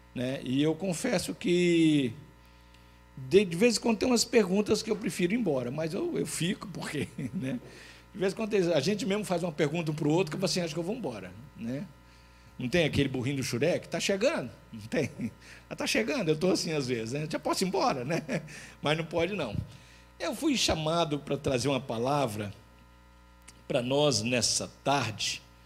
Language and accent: Portuguese; Linhares, Espírito Santo, Brazil; moved away; em Linhares, pelo menos na minha terra